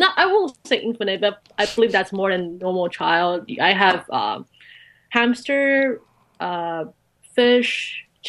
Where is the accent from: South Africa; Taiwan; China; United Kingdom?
Taiwan; Taichung; moved away; Okay, so before I entered college, I grew up in Taichung.